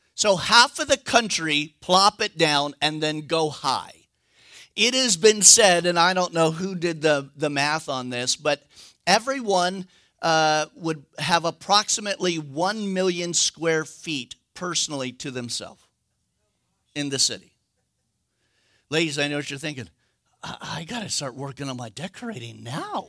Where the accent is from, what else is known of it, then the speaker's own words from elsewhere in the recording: United States; as a American